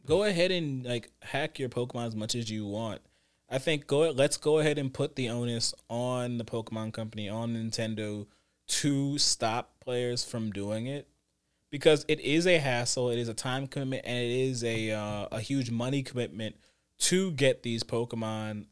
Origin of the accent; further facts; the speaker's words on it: United States; speaking as an American